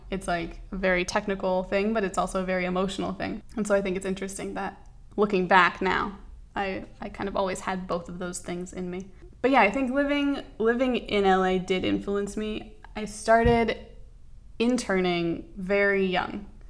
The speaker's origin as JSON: {"language": "English", "town": "Los Angeles", "region": "California", "country": "United States", "tie": "born or raised there", "also_born_or_lived": "New York", "said": "I grew up in Los Angeles for the most part"}